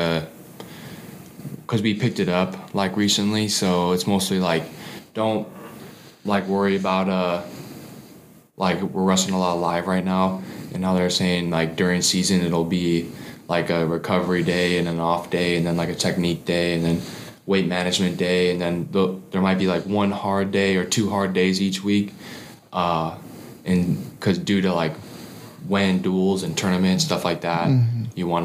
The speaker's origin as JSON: {"language": "English", "town": "Tinley Park", "region": "Illinois", "country": "United States", "said": "I'm from Tinley Park"}